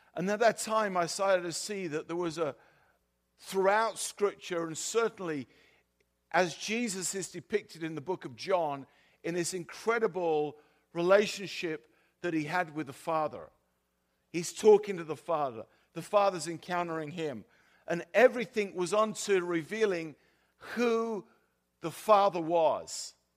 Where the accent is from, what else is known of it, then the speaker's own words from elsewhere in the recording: South of England, United Kingdom; accent: South of England; also born or lived in California; now in Sweden; my, my accent is, is from the South of England, not the South of the U S